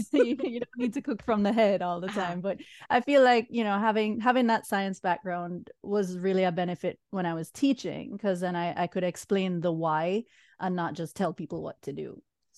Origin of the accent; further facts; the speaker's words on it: Jamaica; moved away as an adult; now in United States; I'm originally from Jamaica. I came to the States at 18. For college. I was on the East Coast for a while